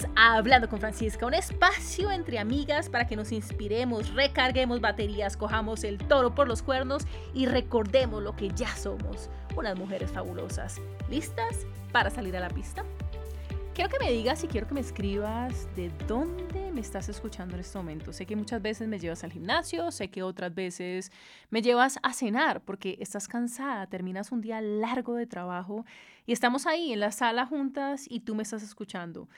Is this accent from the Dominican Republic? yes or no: no; Cali, Valle del Cauca, Colombia; Yo soy caleña, soy bayuna, y soy orgullosa de ser caleña